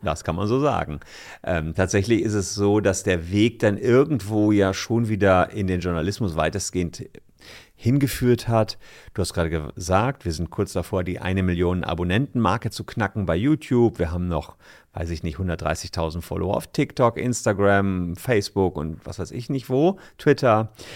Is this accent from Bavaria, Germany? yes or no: no; Gevelsberg, North Rhine-Westphalia, Germany; moved away as an adult; now in Cologne, Germany; in meiner Heimatstadt Gefelsberg, das ist dabei Ennepetal, Wuppertal, im Ruhrport im weitesten Sinne, seit ich 15 war